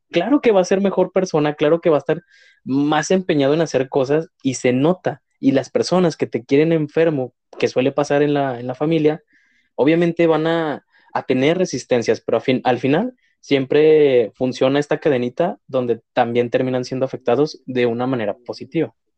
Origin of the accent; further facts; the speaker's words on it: Mexico; como mexicanos